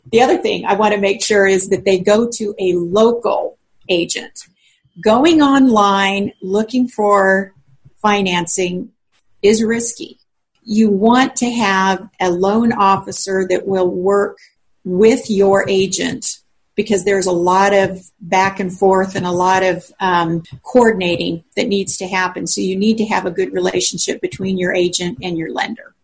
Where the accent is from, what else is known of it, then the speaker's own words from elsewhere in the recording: Colorado, United States; moved away as an adult; also born or lived in South Central Kansas; now in Newton, Kansas, United States; I grew up in Colorado